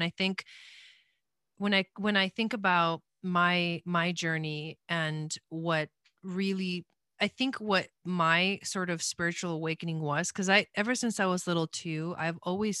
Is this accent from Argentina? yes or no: yes; Argentina; I was born in Argentina.